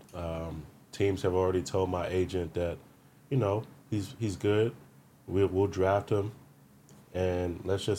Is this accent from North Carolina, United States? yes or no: no; New York City, New York, United States; I'm from Brooklyn.